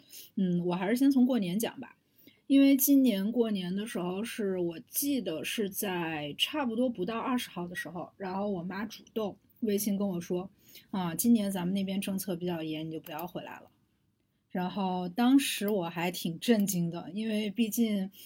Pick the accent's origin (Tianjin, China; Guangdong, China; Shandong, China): Shandong, China; 你作为一个山东人，你要回家嘛，不然的话，人家都会觉得你们家过得不好